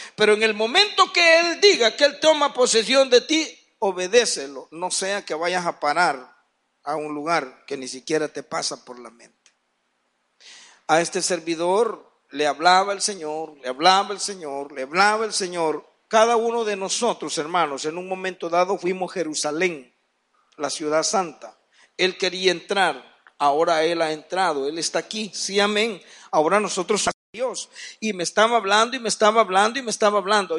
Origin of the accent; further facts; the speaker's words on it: San Marcos, San Salvador, El Salvador; also born or lived in Ciudad Delgado; Un poquito más en San Marcos, pero yo nací en Ciudad del Delgado. Dicen que de ocho días me trajeron para acá